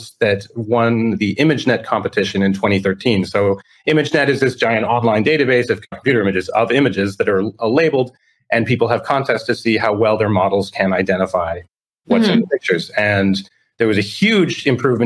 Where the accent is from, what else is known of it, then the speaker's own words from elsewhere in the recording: Toronto, Ontario, Canada; moved away as an adult; now in Florida, United States; I'm originally from Toronto, Canada